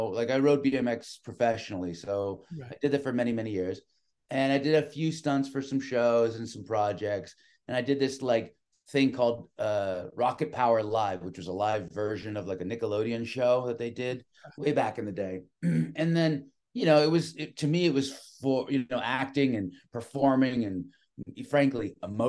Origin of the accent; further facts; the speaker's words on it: San Francisco, California, United States; I was born and raised in San Francisco